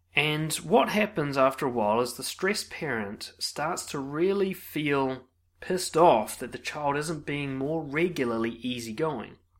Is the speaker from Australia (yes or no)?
no; New Zealand; as a New Zealander